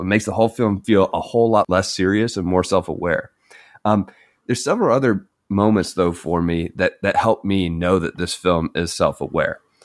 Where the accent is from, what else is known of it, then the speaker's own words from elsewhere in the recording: United States; we're stupid American